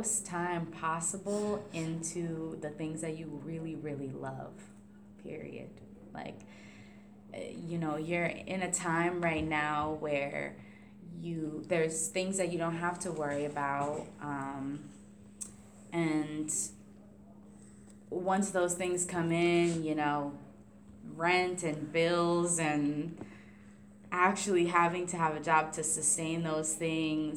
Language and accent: English; Warren, Rhode Island, United States; I grew up in Warren, Rhode Island.